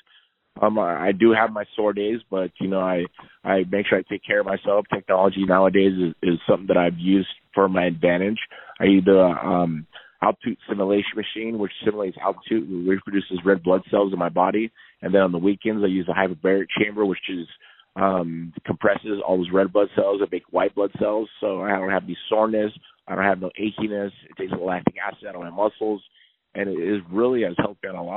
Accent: United States; I have Mexican descent in my blood, but I'm American

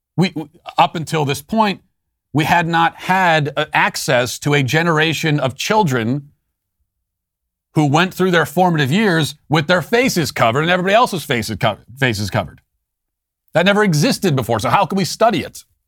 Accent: Loudoun County, Virginia, United States; Loudoun County, my hometown

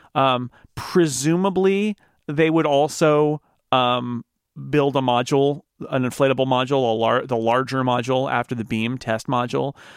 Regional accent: Sonora, California, United States; my hometown of Sonora, California

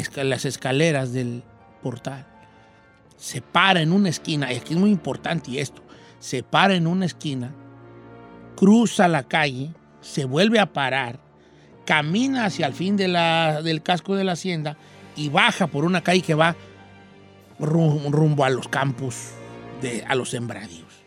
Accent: Valle de Zamora, Michoacán, Mexico; moved away; mi pueblo de nacimiento

